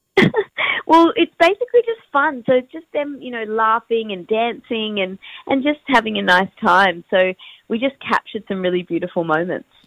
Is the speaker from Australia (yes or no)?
yes; Perth, Western Australia, Australia; I'm from WA, I'm from Perth